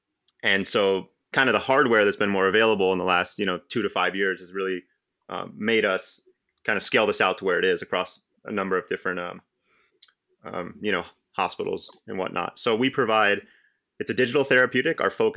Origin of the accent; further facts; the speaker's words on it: Cupertino, California, United States; So I was born and raised in the Silicon Valley, Cupertino, actually. You know, growing up, you tell people you're from Cupertino and they're like, well, where the hell is that?